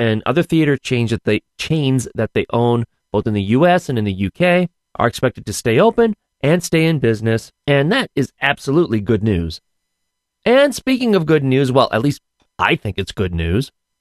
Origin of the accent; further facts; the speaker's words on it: Scranton, Pennsylvania, United States; accent: Scrantonian; my Scrantonian accent